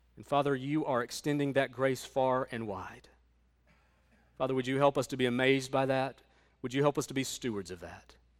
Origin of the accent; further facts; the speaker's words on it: United States; as an American